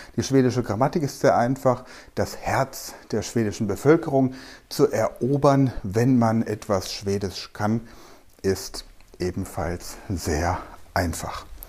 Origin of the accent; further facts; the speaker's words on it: Germany; now in Mainz, Germany; Ich komme aus Deutschland